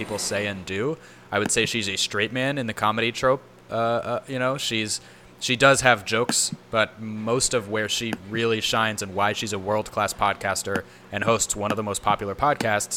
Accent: San Diego, California, United States; I grew up seeing Jack in the Box TV commercials in San Diego

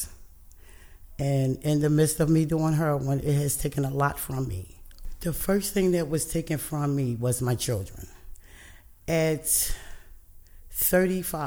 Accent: Emerson Village, Maryland, United States; I grew up in Emerson Village, went to Emerson High School

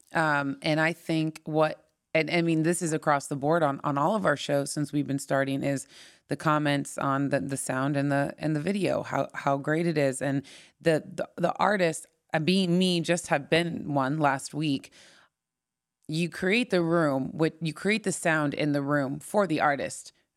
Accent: Orange County, Southern California, United States; moved away; also born or lived in Los Angeles; I grew up in Orange County

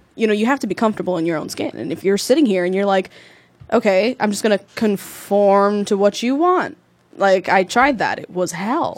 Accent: Newark, New Jersey, United States; I grew up in the Ironbound, two mm. blocks away from East Side

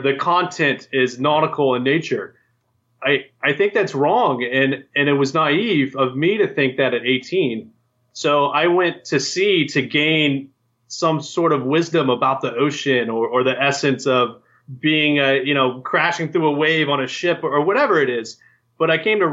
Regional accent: Virginia, United States; moved away as an adult; I grew up on the East Coast, actually. I grew up in Virginia. I spent 18 years of my life in the hills, in the Appalachia.

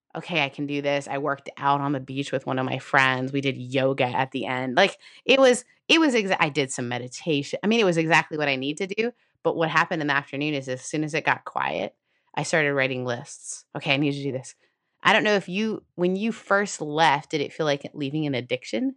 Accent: Canada; I'm Canadian

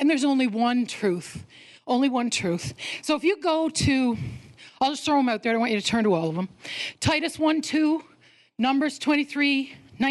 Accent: Newfoundland and Labrador, Canada; I was born in Newfoundland

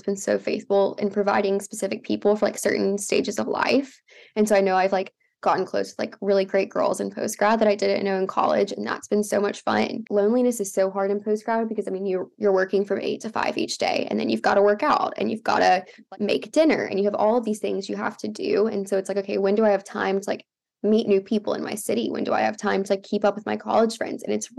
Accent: Tuscaloosa, Alabama, United States; moved away as an adult; also born or lived in Georgia; I'm from Tuscaloosa

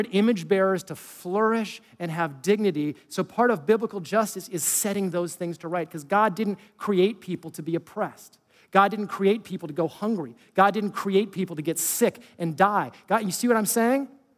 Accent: California, United States; I was from California

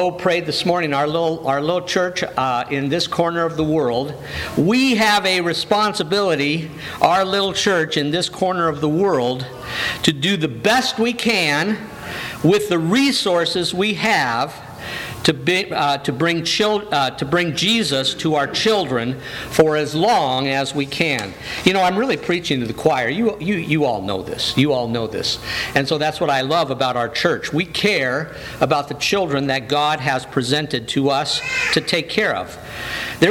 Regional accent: Downey, California, United States; also born or lived in Bell, California; When I was 9 years old, we moved from Bell, California to Downey, California.

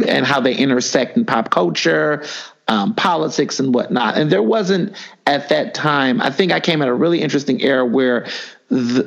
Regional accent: Houston, Texas, United States; moved away as an adult; also born or lived in Chicago / Philadelphia; I was born in Chicago. Grew up in Houston, Texas most of my life

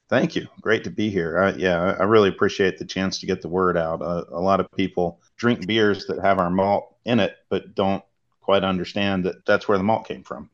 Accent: Salisbury, North Carolina, United States; I'm from Salisbury, which is right in North Carolina's grain belt

